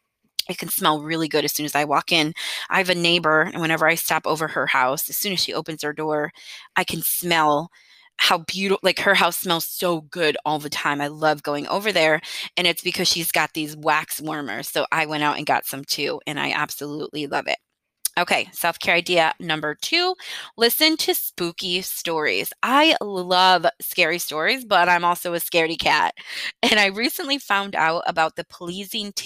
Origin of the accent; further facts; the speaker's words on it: Michigan, United States; moved away as an adult; now in Texas, United States; I was raised in Michigan and lived there until my early 20s